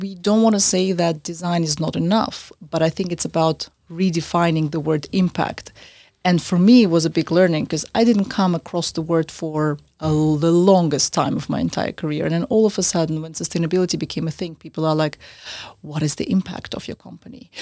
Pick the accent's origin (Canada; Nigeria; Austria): Austria; also born or lived in Central Asia; now in London, United Kingdom; I was born in Central Asia originally, I grew up in Austria